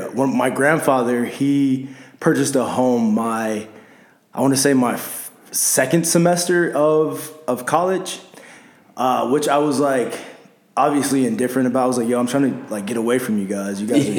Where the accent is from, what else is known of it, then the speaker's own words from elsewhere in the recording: Los Angeles, California, United States; moved away as an adult; now in Arizona, United States; you know, originally from Los Angeles, California. Let's see, South Central to be exact.